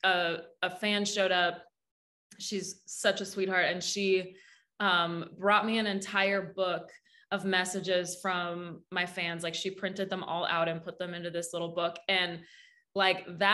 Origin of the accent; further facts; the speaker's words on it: Saskatchewan, Canada; moved away as an adult; now in Nashville, United States; my little yellow Pontiac that I drove down from Saskatchewan to Nashville.